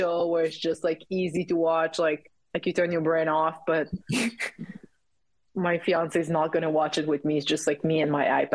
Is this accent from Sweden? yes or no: no; Saguenay, Quebec, Canada; English is a second language; also born or lived in Calgary, Alberta; now in Quebec City, Canada; I'm from Saguenay, which is like 2 hours north of Quebec City.